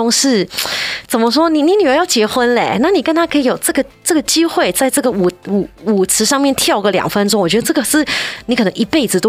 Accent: China; 我们中国人不可能是这样的，一定是先吃饭的，对不对？

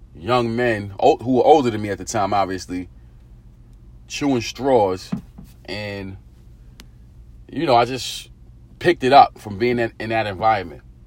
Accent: New York City, New York, United States; growing up in Eastern New York, Brooklyn

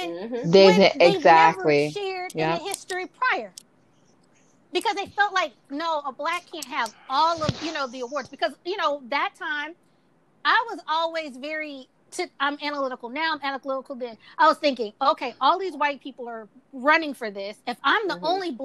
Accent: Mississippi, United States; I was raised in Mississippi

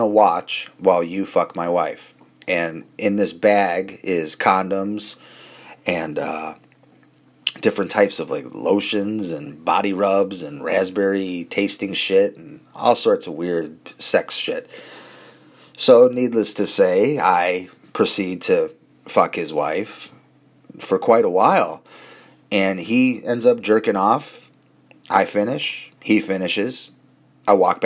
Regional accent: Chicago, Illinois, United States; we're from Chicago

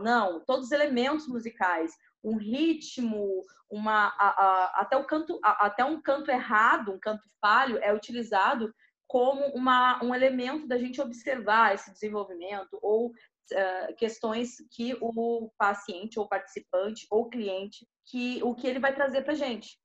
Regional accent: Porto Alegre, Rio Grande do Sul, Brazil; moved away as an adult; da cidade onde eu, onde eu nasci, que é Porto Alegre, Rio Grande do Sul

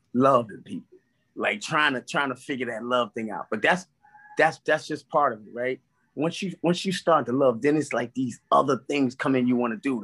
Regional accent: New York City, New York, United States; from Brownsville

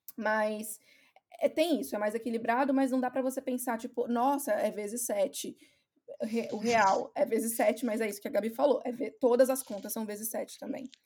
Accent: Brazil; moved away as an adult; also born or lived in Ireland; now in Scotland, United Kingdom; eu saí do Brasil, eu fui para Irlanda

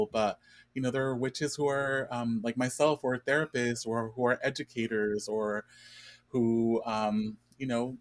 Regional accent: Inland Empire, California, United States; also born or lived in East Los Angeles, California / Mexico (family ancestry); I was born in East Los Angeles, and I lived in East Los Angeles for the first few years of my life. Mm-hmm. And I ended up moving to the Inland Empire when I was around 5 years old. And so I was raised for the most part in the Inland Empire

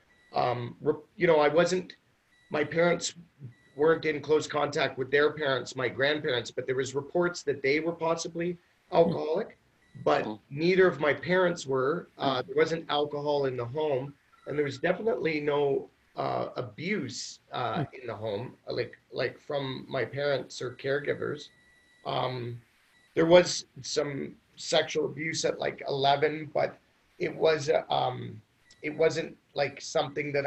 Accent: Ontario, Canada; moved away as an adult; also born or lived in Mexico / South America; now in Vancouver, Canada; I'm not even from here. I grew up in Ontario

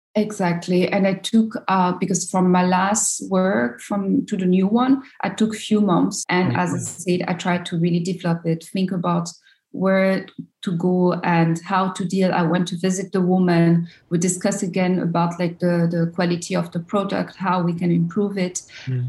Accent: Abidjan, Côte d’Ivoire; English is a second language; moved away as an adult; also born or lived in France; I come from Abidjan, a big city

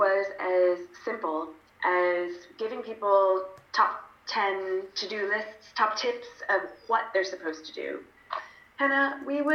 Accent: United Kingdom; also born or lived in London; I'm British, so I spent most of my adult life in London

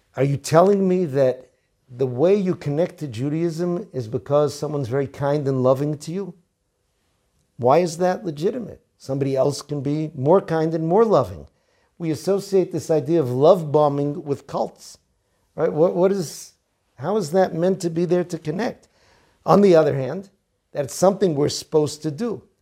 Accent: Boston, Massachusetts, United States; now in Israel; He asked me where I was from. I said, "From Boston."

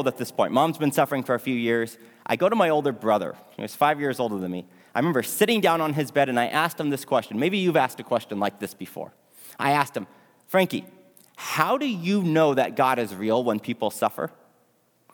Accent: Houston, Texas, United States; moved away as an adult; now in North Berwick, United Kingdom; I am from Houston, Texas. I did not grow up in a Christian home. Growing up, my parents told me that we were Catholic

